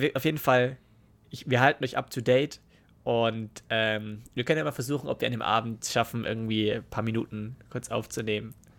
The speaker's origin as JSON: {"language": "German", "town": "Starnberg", "region": "Bavaria", "country": "Germany", "tie": "born or raised there", "said": "ich bin in Starnberg geboren"}